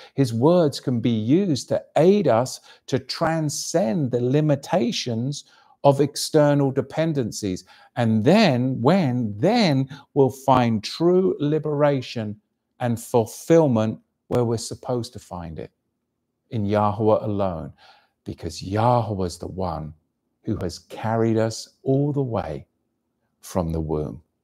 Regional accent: England, United Kingdom; moved away; my home country, of course, which was invaded by the Romans

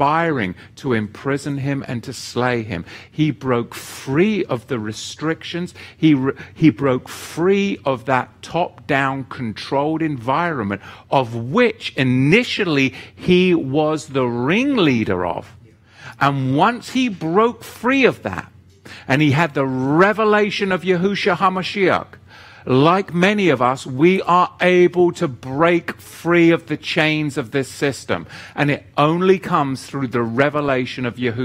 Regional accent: England, United Kingdom; moved away; I am an Englishman at heart. You can get me out of England, but you can't get the Englishman out of me

